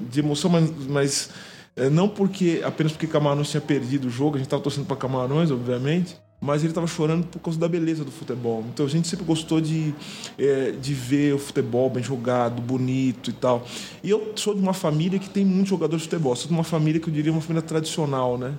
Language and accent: Portuguese; São Paulo, Brazil; Sou de São Paulo, sou da cidade de São Paulo